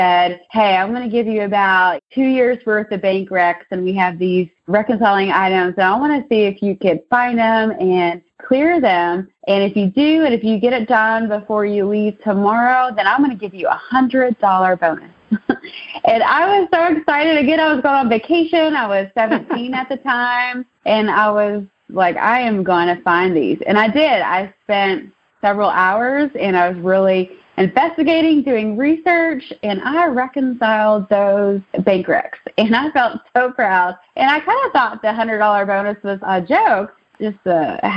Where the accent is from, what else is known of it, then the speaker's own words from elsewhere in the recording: Maysville, Kentucky, United States; also born or lived in Richmond, Kentucky / Lexington, Kentucky; my hometown's actually Maysville, Kentucky, which is about an hour and a half north of here